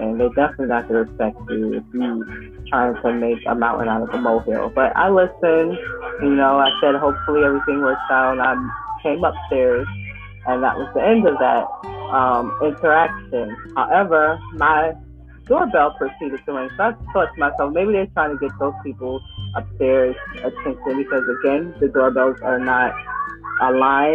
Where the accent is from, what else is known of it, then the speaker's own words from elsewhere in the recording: New York, United States; I'm from New York